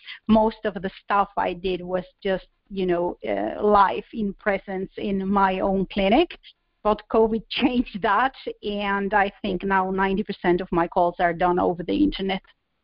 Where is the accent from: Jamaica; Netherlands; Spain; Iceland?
Spain; first language Spanish; English is a second language; moved away as an adult; now in Finland; I'm originally from Southern Europe, from Spain, but I live in Finland, and where my husband is from. So I'm like 4,000 kilometers away from my home, and I've been abroad for 24 years